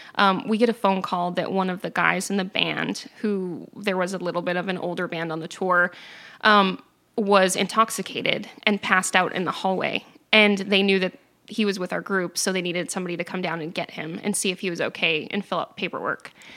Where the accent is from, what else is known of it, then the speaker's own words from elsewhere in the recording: New Hampshire, United States; I grew up in New Hampshire